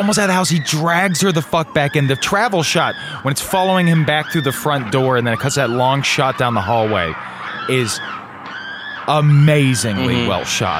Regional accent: Atlanta, Georgia, United States; No, I'm from Atlanta, Georgia. I grew up in a cul-de-sac.

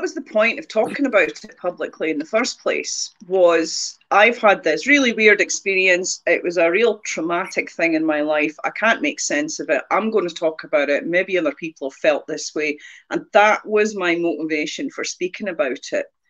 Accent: near the Angus Glens, Scotland, United Kingdom; you can drive from where I grew up to the Glens in half an hour

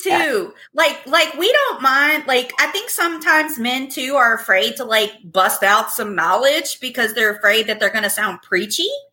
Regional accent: Virginia, United States; moved away as an adult; now in Arizona, United States; I'm from Virginia

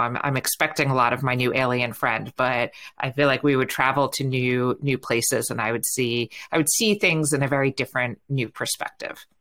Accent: New York, United States; accent: New York; now in San Francisco, United States; while I live in San Francisco, um, every now and then you can hear a little bit of New York come out

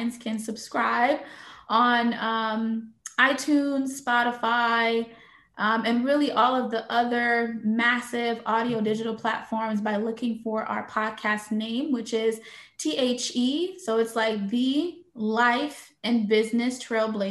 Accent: St. Louis, Missouri, United States; moved away as an adult; also born or lived in Haiti; now in Fort Lauderdale, United States; I was born in Haiti, but I was raised in St. Louis, Missouri

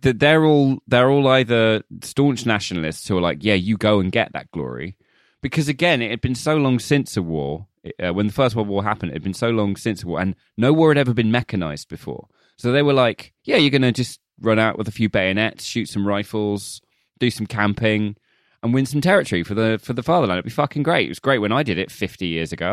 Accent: United Kingdom; as a British person

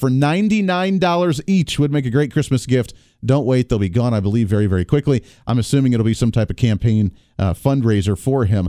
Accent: Ohio, United States; Growing up in Ohio

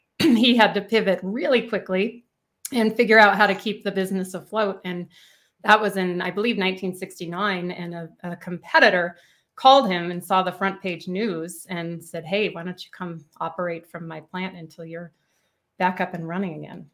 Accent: Indianapolis, Indiana, United States; also born or lived in Boston / Bloomington, Indiana; I was born and raised in Indianapolis, Indiana

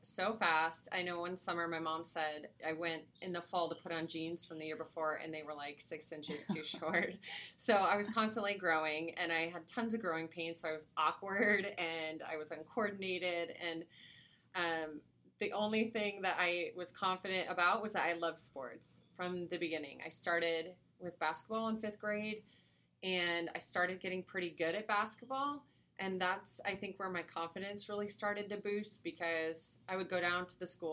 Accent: Grand Rapids, Michigan, United States; also born or lived in Florida / Greece; I grew up mostly in Grand Rapids, Michigan

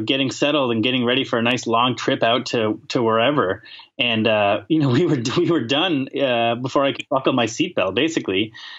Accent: Maine, United States; growing up in Maine

